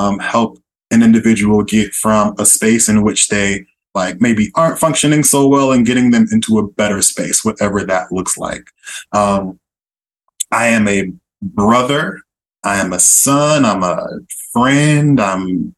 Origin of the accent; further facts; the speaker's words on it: Oakland, California, United States; moved away as an adult; also born or lived in San Diego / Miami, Florida / Boston; now in Philadelphia, United States; born and raised in East Oakland, California, shout out Bay Area